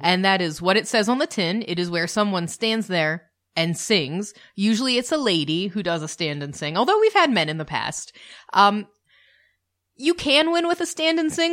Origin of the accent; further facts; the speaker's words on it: United States; We're the American couple